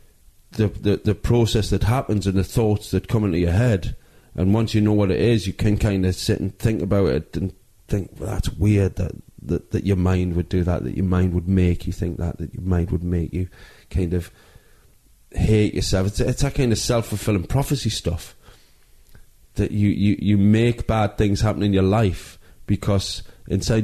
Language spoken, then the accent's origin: English; Newcastle upon Tyne, North East England, United Kingdom; moved away as an adult; also born or lived in Manchester; I grew up in Newcastle